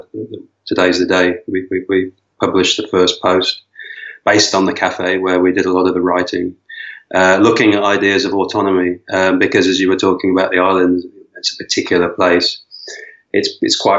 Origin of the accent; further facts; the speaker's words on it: Vancouver, British Columbia, Canada; moved away as an adult; also born or lived in Lisbon, Portugal; now in Madeira, Portugal; I'm originally from Vancouver, and I came from Vancouver to Lisbon in 2008